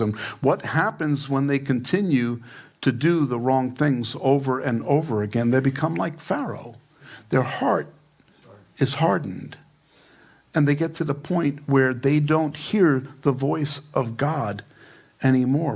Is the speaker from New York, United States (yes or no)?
yes; New York, United States; now in Fountain Hills, United States; I'm from New York, didn't see too many weather balloons in Queens